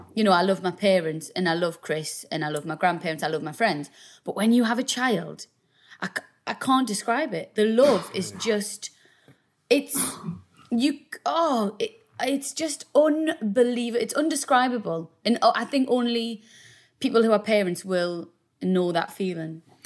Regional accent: South Shields, North East England, United Kingdom; we're both from South Shields. We both um, grew up there, obviously.

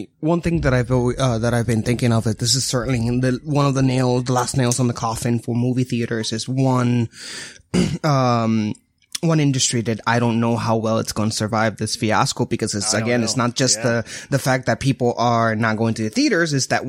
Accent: Puerto Rico; born or raised there; moved away

